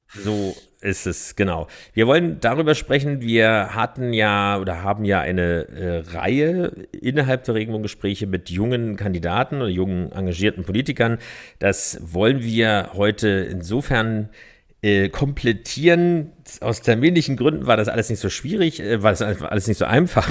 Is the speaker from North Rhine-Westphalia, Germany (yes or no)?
no; Berlin, Germany; Ich bin in Pankow geboren